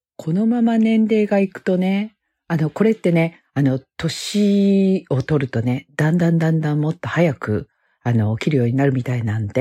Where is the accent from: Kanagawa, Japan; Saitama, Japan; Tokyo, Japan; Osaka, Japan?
Osaka, Japan; moved away as an adult; now in United States; ふるさとの大阪から国際結婚でアメリカに来て、もうね、25年になります